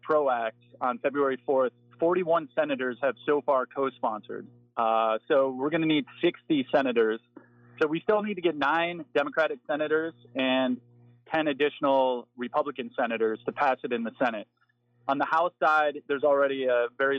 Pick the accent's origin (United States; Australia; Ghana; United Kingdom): United States; Michigan; moved away; also born or lived in Cleveland, Ohio / Chicago, Illinois / Africa; born in Cleveland, raised in Michigan, lived in Chicago.